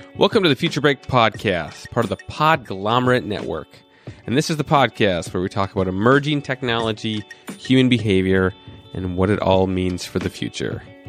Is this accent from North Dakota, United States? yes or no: yes; North Dakota, United States; I was born in North Dakota